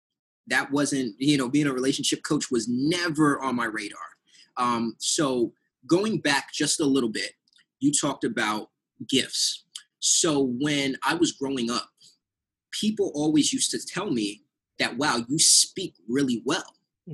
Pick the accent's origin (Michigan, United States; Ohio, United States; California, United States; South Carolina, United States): California, United States; San Diego; because I'm originally from San Diego, I went back to San Diego.